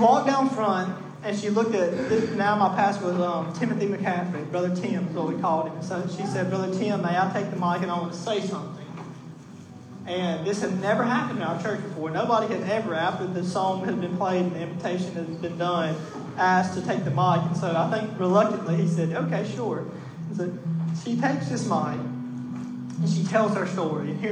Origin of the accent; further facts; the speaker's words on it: Mississippi, United States; I was born in Mississippi and in the Bible Belt, and just because I was kind of born American in a family that goes to church